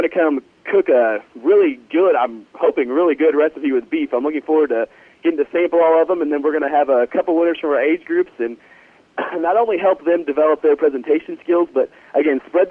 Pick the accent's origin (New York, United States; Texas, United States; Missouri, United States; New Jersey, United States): Missouri, United States; California; I am actually from a small farm in California, Missouri